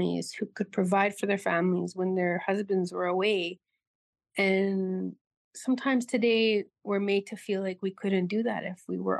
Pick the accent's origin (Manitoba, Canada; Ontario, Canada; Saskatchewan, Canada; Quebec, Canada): Manitoba, Canada; Tadoule Lake; I'm from Tinuli Lake, Manitoba, in northern Manitoba